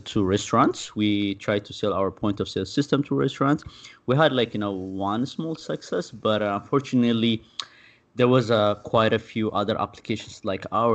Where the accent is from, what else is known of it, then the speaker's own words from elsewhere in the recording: Addis Ababa, Ethiopia; moved away as an adult; I'm originally from Ethiopia. I was born and raised there and lived there until I was, you know, close to 22.